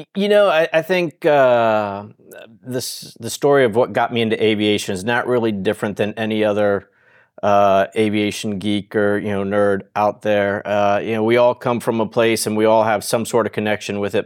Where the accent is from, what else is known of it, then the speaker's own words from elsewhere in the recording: South Florida, United States; I grew up in South Florida, in uh, the early and mid 70s